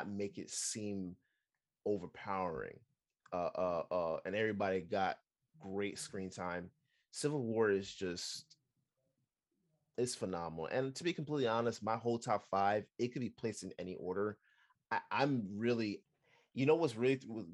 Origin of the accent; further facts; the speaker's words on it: Jamaica; I'm Jamaican.